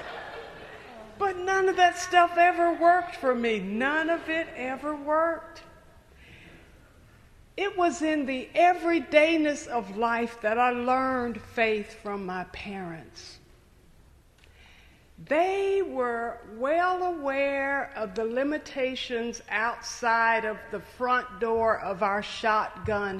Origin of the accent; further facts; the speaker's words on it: Knoxville, Tennessee, United States; I grew up in Knoxville, Tennessee